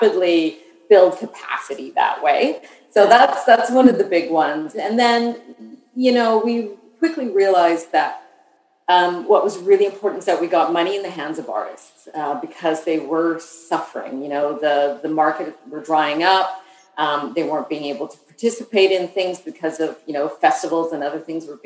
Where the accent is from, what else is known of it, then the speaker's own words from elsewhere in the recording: Saskatchewan, Canada; now in Ottawa, Canada; I'm from the West. So what's called Saskatchewan, one of the prairie provinces